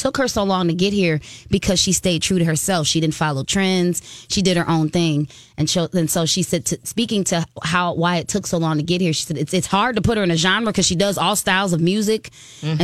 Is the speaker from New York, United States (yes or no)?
no; Chicago, Illinois, United States; Growing up in Chicago as an ashy black girl